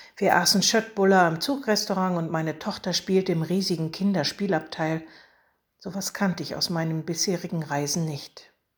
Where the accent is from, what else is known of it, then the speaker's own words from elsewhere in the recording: Germany; an die Oder, von dort stamme ich nämlich